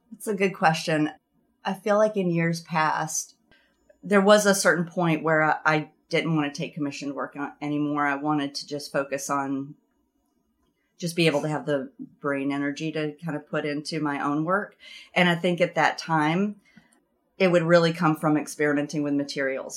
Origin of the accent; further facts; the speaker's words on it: the South, United States; moved away as an adult; now in Vermont, United States; growing up in the South, the culture of the South had more of an influence on what I was making